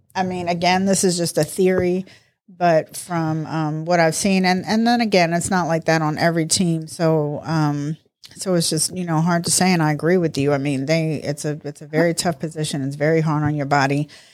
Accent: Baltimore, Maryland, United States; also born or lived in New York; I was raised in Baltimore. Actually, I was raised in New York and Baltimore

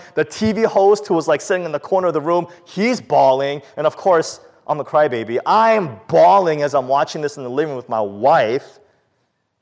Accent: New York City, New York, United States; the early years of our lives living in the Bronx, growing up when I was young

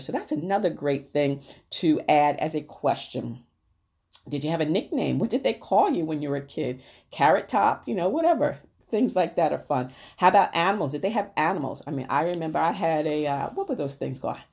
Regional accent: New Rochelle, New York, United States; I grew up in Neuracial and the projects in Neuracial, New York, and I lived at fifty-one Winthrop Avenue

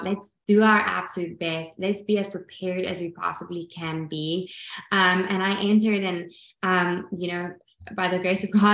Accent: South Africa; Growing up in South Africa

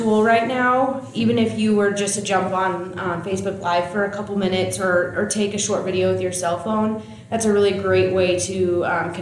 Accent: Paxton, Nebraska, United States; now in Seward, United States; Originally from Paxton, which is a small town. 614 people is what the little sign says

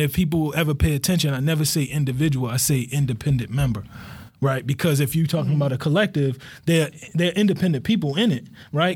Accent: Baltimore, Maryland, United States; I grew up in Cherry Hill

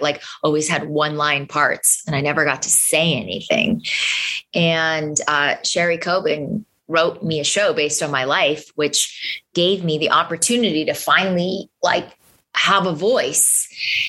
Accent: Boston, Massachusetts, United States; I'm from Boston and teach there

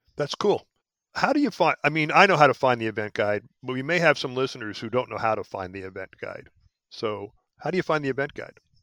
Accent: Philadelphia, Pennsylvania, United States; moved away as an adult; also born or lived in Alaska / Hawaii; I was born in Philadelphia, but I, I left there back in, uh, well, I graduated college in seventy-five and haven't lived in Philly since

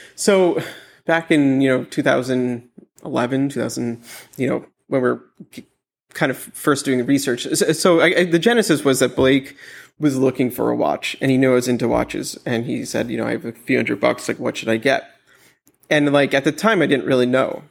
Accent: New York City, New York, United States; I grew up in Manhattan

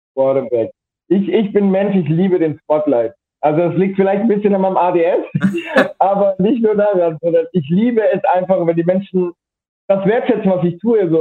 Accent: Rothenburg ob der Tauber, Bavaria, Germany; ich komme aus Mittelfranken, Rotenburg ob der Tauber heißt

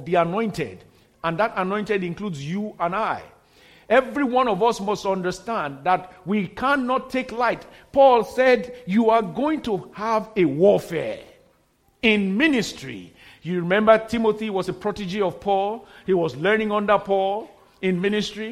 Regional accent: Nigeria; moved away; before I got back to my home country at that time in Nigeria

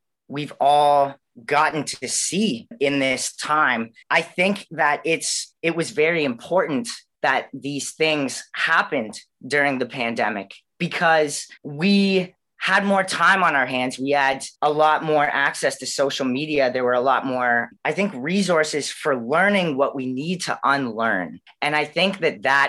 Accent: Canada; I was born and raised in Canada, and that's kind of all I know

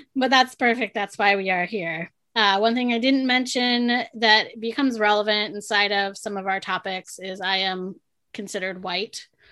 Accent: San Diego, California, United States; was born and raised in San Diego

